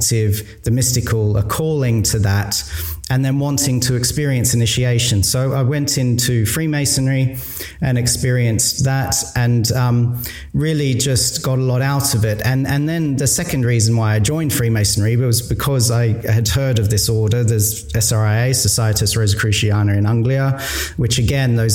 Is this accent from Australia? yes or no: yes; Australia; I was growing up in Australia.